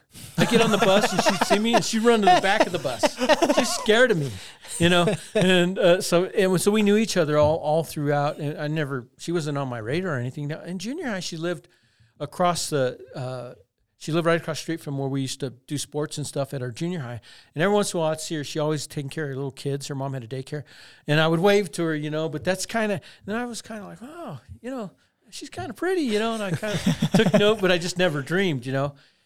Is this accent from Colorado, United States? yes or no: yes; Crystal, Colorado, United States; I'm from Crystal, Colorado.